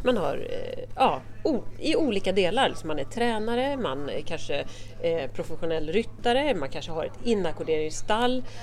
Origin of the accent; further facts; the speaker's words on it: Södermanland, Sweden; Alltså jag är ju sörmlänning